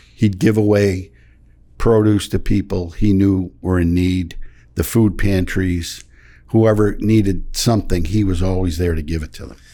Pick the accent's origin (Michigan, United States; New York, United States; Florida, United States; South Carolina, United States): Michigan, United States; moved away; I grew up in Michigan on a dairy farm